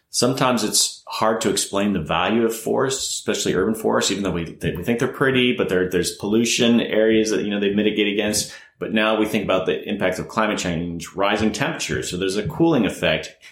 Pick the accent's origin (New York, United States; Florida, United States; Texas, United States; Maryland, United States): Florida, United States; moved away; I'm originally from Florida